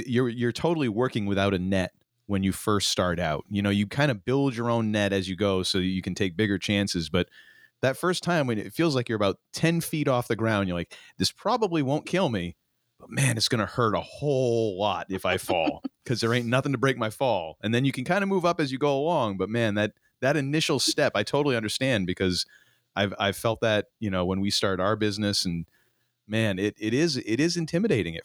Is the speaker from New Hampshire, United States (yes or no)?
yes; Hampton Beach, New Hampshire, United States; moved away; growing up in New Hampshire, Hampton Beach